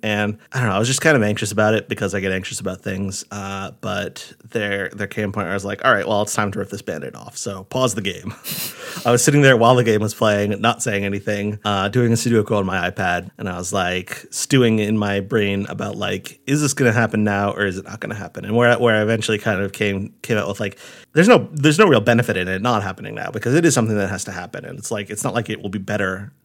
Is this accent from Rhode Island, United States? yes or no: yes; Rhode Island, United States; moved away as an adult; my parents' house, the house where I grew up in Rhode